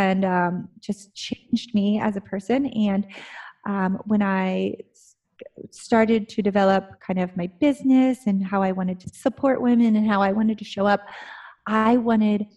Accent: Ohio, United States; moved away as an adult; I grew up in Ohio

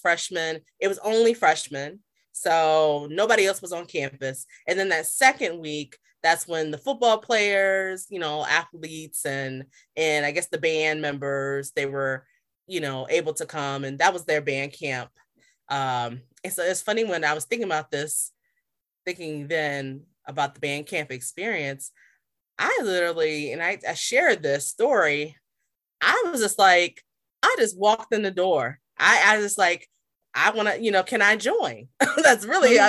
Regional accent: Virginia Beach, Virginia, United States; moved away; I'm coming from Little Virginia, Virginia Beach

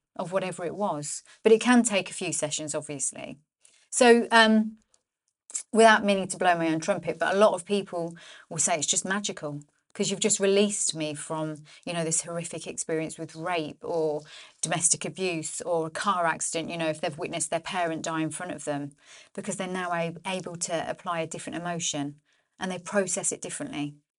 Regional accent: Northampton, East Midlands, United Kingdom; born or raised there

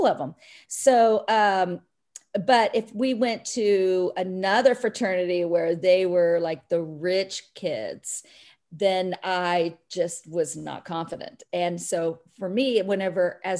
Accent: Pittsburg, Kansas, United States; I grew up in Pittsburgh, Kansas

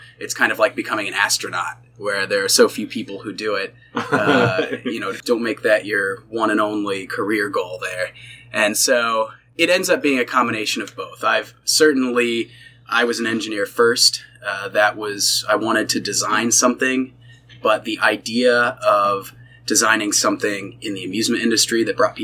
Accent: Cincinnati, Ohio, United States; I grew up in the Cincinnati area

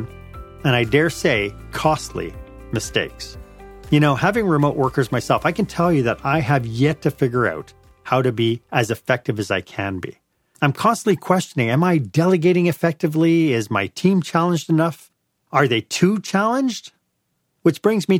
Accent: Montreal, Quebec, Canada; moved away; I'm not in Montreal. I grew up in Montreal.

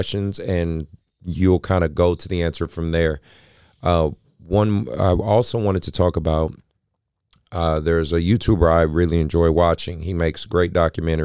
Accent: San Francisco Bay Area, California, United States; my hometown

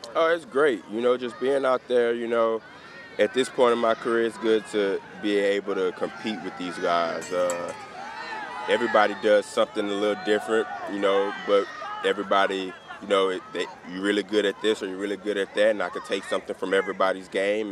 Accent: the South, United States; I'm from the South, so being back in the South is uh, refreshing

